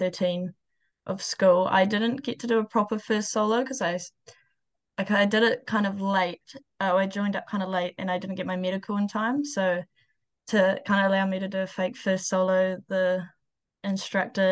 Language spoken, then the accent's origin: English; Auckland, New Zealand; I grew up in Auckland in I actually lived quite close to Ardmore